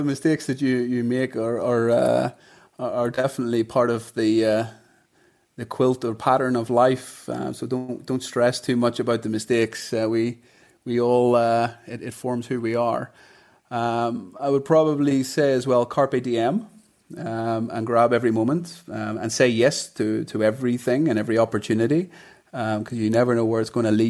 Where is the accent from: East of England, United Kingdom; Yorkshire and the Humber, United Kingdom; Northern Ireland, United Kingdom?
Northern Ireland, United Kingdom; Bangor; moved away as an adult; also born or lived in England / London; now in Dubai, United Arab Emirates; I grew up in Bangor